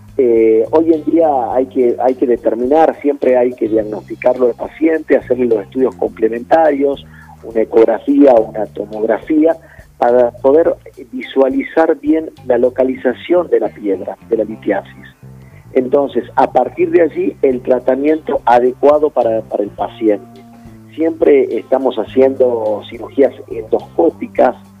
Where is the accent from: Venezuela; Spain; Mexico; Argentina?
Argentina; Metán, Salta; now in Salta, Argentina; yo soy de Metán, de Metán